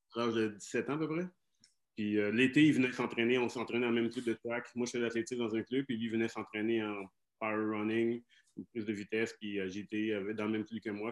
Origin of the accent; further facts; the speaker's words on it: Saguenay, Quebec, Canada; also born or lived in Jonquière / Chicoutimi; now in Montreal, Canada; je, suis adopté par des Québécois, donc j'ai grandi au Saguenay